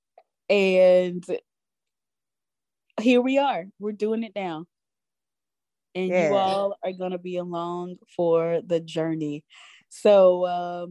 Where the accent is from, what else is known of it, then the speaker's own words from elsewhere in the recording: Louisiana, United States; moved away as an adult; we were born and raised in Louisiana, and we are still in the South, living elsewhere now